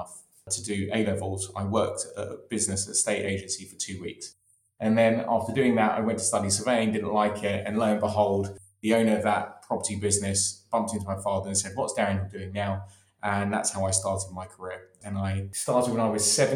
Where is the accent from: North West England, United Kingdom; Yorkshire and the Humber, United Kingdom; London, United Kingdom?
London, United Kingdom; born and raised in London in Maida Vale, borders of Kilburn